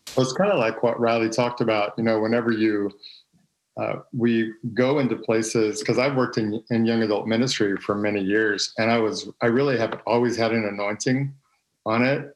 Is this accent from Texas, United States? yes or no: yes; Texas, United States; I'm from Texas. Uh, I grew up in a pastor's home